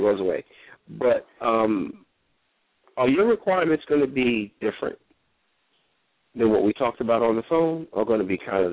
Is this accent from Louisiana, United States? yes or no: no; New York City, New York, United States; growing up in New York